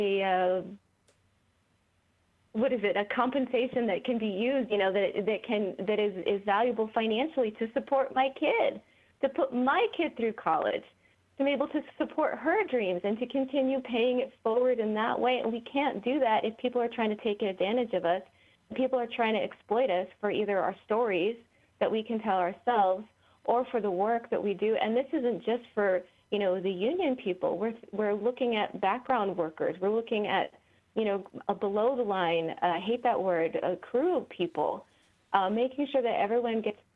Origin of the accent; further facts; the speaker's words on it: Santa Fe, New Mexico, United States; I'm from Northern New Mexico.